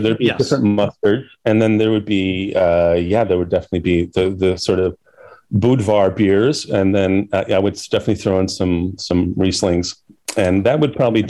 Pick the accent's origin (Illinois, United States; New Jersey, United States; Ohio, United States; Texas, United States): Illinois, United States; Chicago; I grew up in Chicago